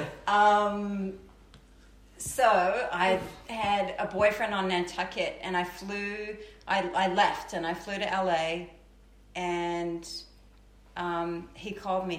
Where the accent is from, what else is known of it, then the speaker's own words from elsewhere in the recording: Auckland, New Zealand; moved away as an adult; also born or lived in London / New York; I was born in Auckland, New Zealand